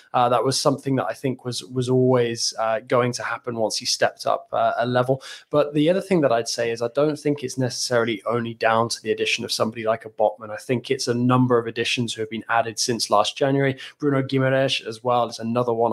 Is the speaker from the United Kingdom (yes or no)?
yes; England, United Kingdom; as an Englishman